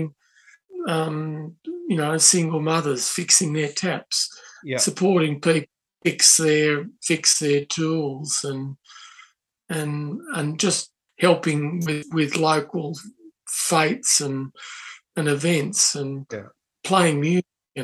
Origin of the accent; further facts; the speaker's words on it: Australia; We are Australian, but we're also part of a joined up community